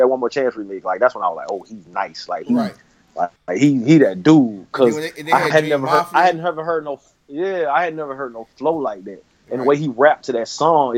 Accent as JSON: {"language": "English", "region": "the South", "country": "United States", "said": "I'm from the South"}